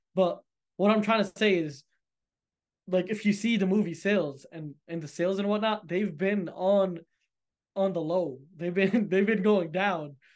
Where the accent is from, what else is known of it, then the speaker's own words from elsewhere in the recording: United States; I'm American, you know, I live in America